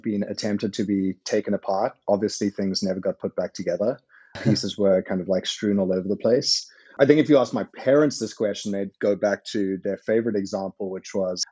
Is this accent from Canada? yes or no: no; South Africa; moved away; I benefited from growing up in South Africa